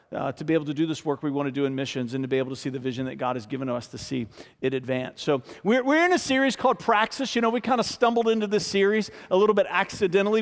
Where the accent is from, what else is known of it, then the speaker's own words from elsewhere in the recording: Richmond, Virginia, United States; born and raised in Richmond, f, getting ready to turn forty-eight in March, been here my whole life.